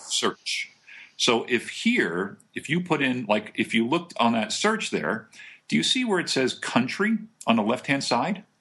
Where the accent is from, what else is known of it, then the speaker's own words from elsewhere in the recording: New Jersey, United States; moved away; I'm originally from Jersey